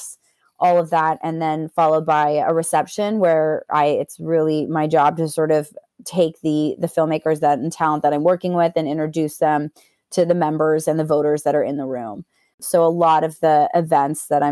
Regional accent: Canada; growing up in Canada

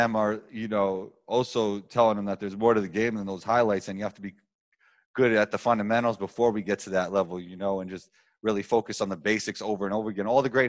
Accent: New York City, New York, United States; I grew up in Riverdale in the Bronx

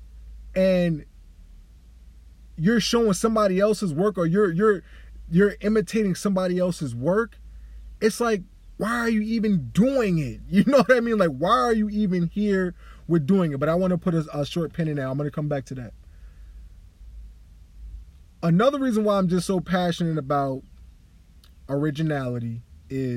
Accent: Delaware, United States; also born or lived in New York / Long Island; I was really born and raised in Delaware, spent a lot of my lifetime in New York.

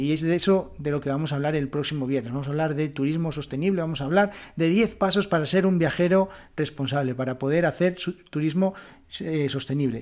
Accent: Asturias, Spain; mi tierra, mi región, Asturias

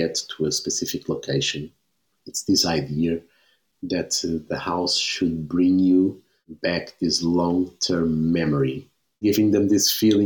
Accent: Lisbon, Portugal; I was born in Lisbon.

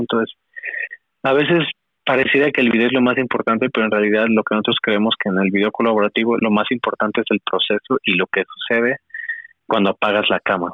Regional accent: northern Mexico, Mexico; accent: norteño (northern); now in Xalapa, Mexico; no puedo decir que soy jalapeño, este, porque siempre me dicen que tengo acento del norte

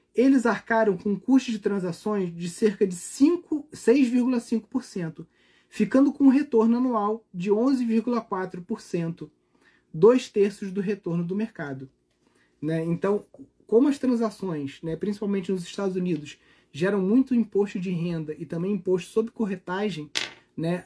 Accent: Brazil; como brasileiros

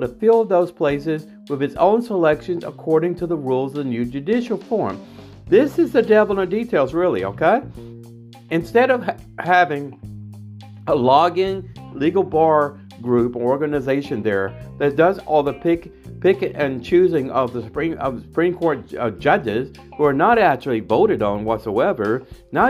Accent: United States; also born or lived in Washington, D.C. area; I'm an American Hasidic Jew living in the Washington, D.C. area

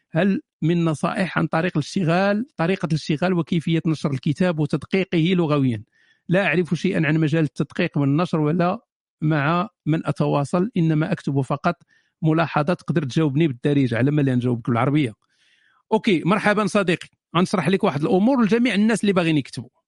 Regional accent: Morocco; now in France; انا مغربي من فرنسا او باريس

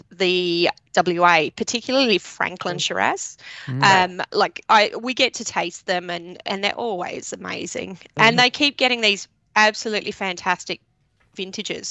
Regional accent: England, United Kingdom; now in Australia; I was living in England. My parents, I was born in England

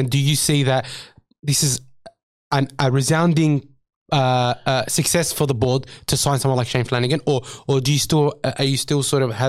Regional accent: Australia; We're not French, bro. We're English. Siphon. We're Australians, brother. We speak English.

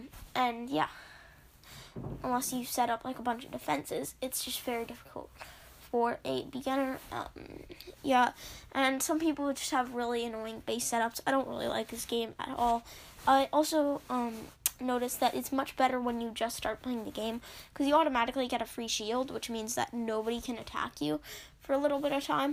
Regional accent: Canada; I'm Canadian

